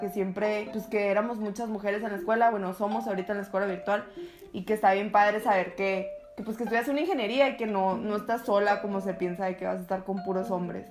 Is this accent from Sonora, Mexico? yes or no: yes; Sonora, Mexico; la mayoría de nosotros que somos sonorenses y que somos mexicanos crecimos en ambientes machistas